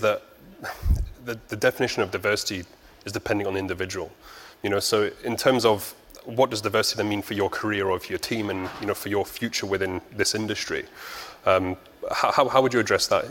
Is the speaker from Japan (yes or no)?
yes; Japan; I'm pure Japanese